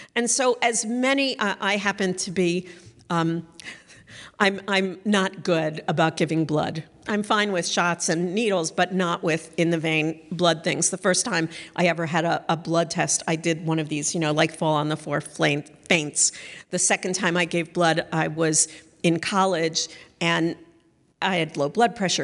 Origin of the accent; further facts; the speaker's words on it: Northeast, United States; I come from the Northeast